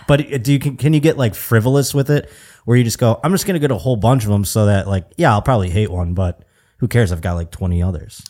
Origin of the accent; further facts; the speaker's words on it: New York, United States; now in Burbank, United States; growing up in New York State